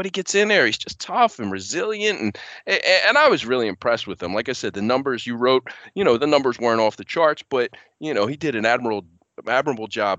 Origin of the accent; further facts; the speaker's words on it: Philadelphia, Pennsylvania, United States; I grew up in Philly